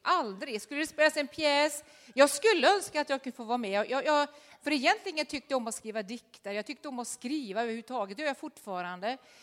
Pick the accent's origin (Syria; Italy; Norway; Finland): Norway; moved away; Jag var den sista i Norge som gick på realskolan